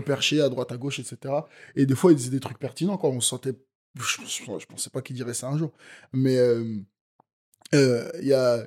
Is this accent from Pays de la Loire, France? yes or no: yes; Nantes, Pays de la Loire, France; j'ai fait du golf quand j'étais petit en EPS à Nantes en CM1 et CM2